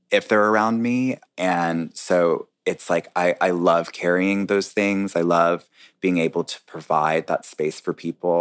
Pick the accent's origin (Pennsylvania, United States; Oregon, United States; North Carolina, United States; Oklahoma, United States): North Carolina, United States; also born or lived in New York; now in Washington, D.C., United States; I was born and raised in North Carolina